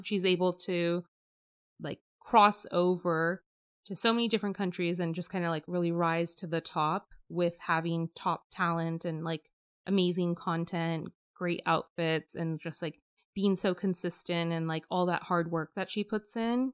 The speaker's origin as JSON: {"language": "English", "area": "Bay Area", "region": "California", "country": "United States", "tie": "born or raised there", "said": "growing up in the Bay Area."}